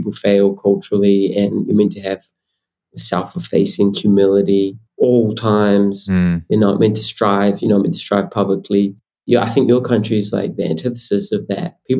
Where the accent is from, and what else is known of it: New Zealand